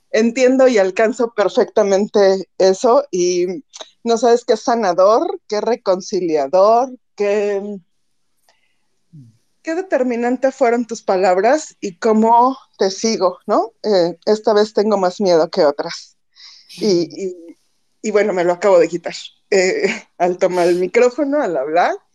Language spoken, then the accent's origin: Spanish; Mexico City, Mexico; born there; now in Xalapa, Mexico; Yo vivo ahora en Veracruz, bueno, en Jalapa, Veracruz, pero nací en DF y todas mis vacaciones y todo fueron en el DF